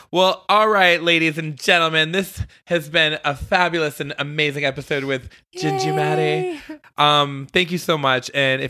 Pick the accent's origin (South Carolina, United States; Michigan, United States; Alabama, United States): Michigan, United States; Detroit; born or raised there; moved away